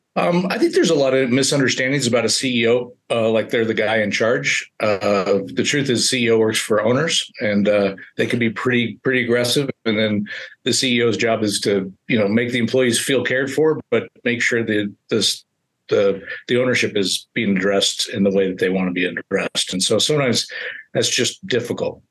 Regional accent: Colfax, California, United States; now in Reno, United States; I really wanted to get close to my hometown. Reno is uh, about an hour outside of Colfax, uh, California, which is 1,900 people my mom's 83

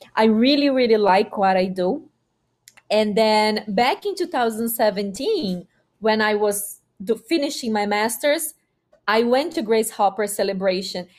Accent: Brazil; first language Portuguese; English is a second language; moved away as an adult; also born or lived in Mississippi, United States; now in Massachusetts, United States; I'm a girl from Brazil, from the countryside

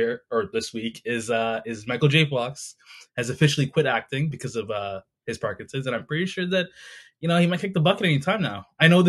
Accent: near Naples, Campania, Italy; moved away; I was born in Italy in the 80s.

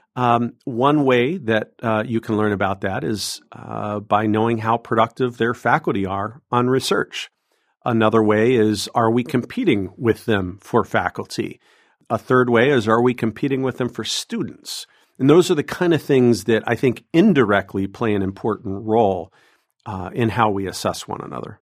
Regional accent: Southwest Ohio, United States; moved away as an adult; also born or lived in Massachusetts; now in Illinois, United States; I'm an Ohio boy. Uh, I grew up in Southwest Ohio

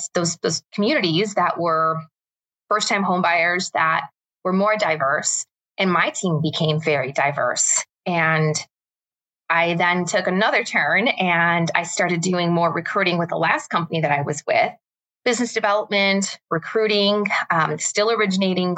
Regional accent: Chicago, Illinois, United States; I am originally from Chicago, born and raised

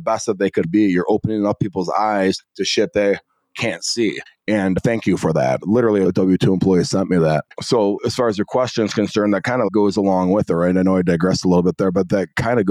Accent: Northwest suburbs of Chicago, Illinois, United States; I grew up in the Northwest suburbs of Chicago

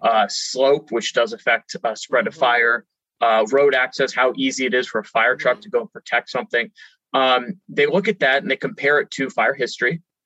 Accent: California, United States; i grew up in California

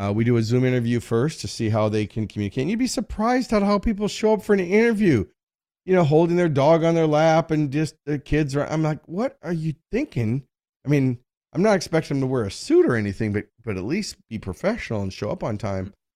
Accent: United States; I grew up in America, I'm a, a white male

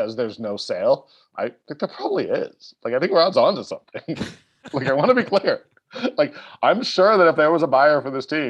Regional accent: Ontario, Canada; now in Calgary, Canada; I'm from Ontario

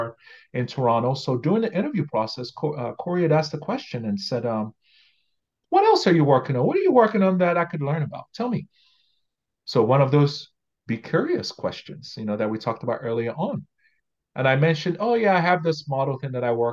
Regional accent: Nigeria; moved away as an adult; now in Canada; Growing up in Nigeria

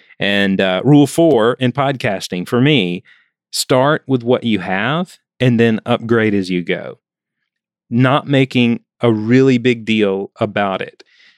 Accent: Alabama, United States; And I remember in one town that I grew up in Alabama, there was something called Mule Day.

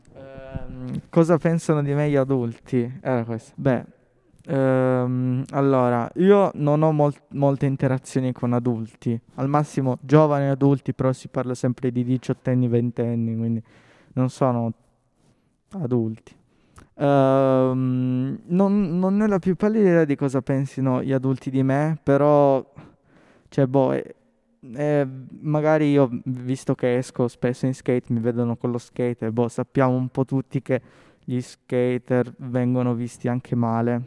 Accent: Settimo Torinese, Piedmont, Italy; io sono cresciuto a Settimo Torinese

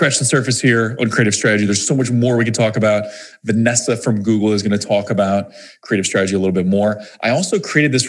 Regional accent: Missouri, United States; I'm from Missouri, right? Missouri is the show me state. We're very skeptical people, I guess, in Missouri

